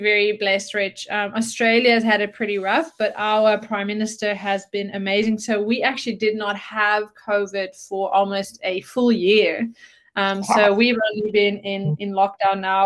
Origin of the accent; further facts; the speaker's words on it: Netherlands; moved away as an adult; also born or lived in South Africa; I'm from the Netherlands and grew up in a entrepreneurial family